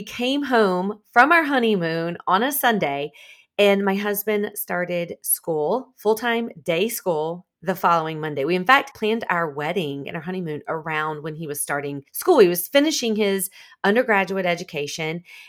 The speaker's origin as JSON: {"language": "English", "town": "Columbia", "region": "South Carolina", "country": "United States", "also_born_or_lived": "Charlotte, North Carolina", "said": "I'm actually from South Carolina, but about an hour and a half south, right outside of Columbia, South Carolina."}